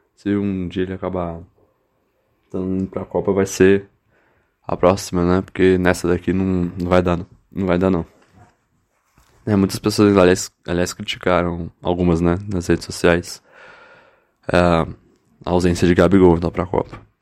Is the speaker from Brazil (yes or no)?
yes; Brazil; nós como brasileiros